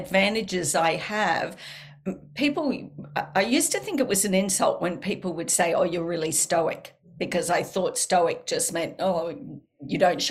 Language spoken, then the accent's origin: English; Australia; accent: Australian; my Australian accent is so strong.